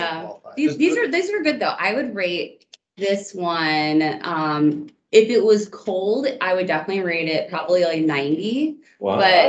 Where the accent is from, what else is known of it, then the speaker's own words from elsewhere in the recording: Iowa, United States; now in Washington, DC, United States; Because I'm in Chicago, I feel like I should say gravy, but I'm from Iowa